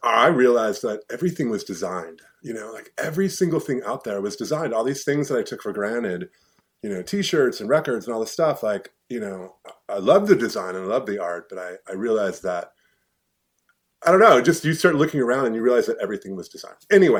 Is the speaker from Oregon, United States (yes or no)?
yes; Corvallis, Oregon, United States; also born or lived in Eugene, Oregon / Seattle; So I grew up in Corvallis, Oregon, and I graduated from college in 1990.